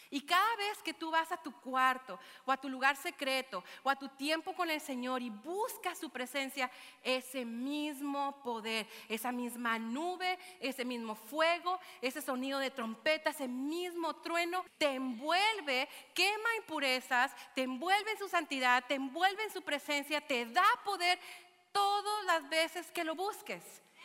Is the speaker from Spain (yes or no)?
no; Mexico; moved away; a mi ciudad natal, que me vio nacer, donde las flautas son de harina